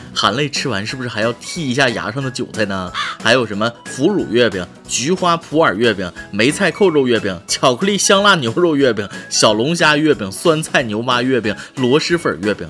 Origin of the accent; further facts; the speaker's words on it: China; 我们中国人